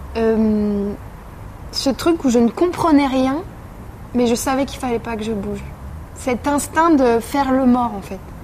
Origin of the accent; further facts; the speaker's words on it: Massy, Île-de-France, France; j'ai grandi à Massy, en banlieue parisienne.